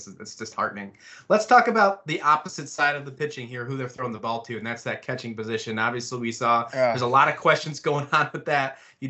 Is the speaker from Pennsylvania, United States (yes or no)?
no; Western New York, United States; I grew up in Western New York, so I was born and raised a Yankees fan.